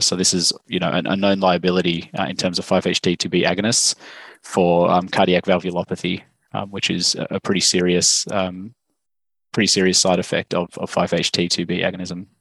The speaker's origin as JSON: {"language": "English", "country": "Australia", "also_born_or_lived": "Stanford, United States", "said": "as you can probably tell from my accent, I'm, I'm from Australia."}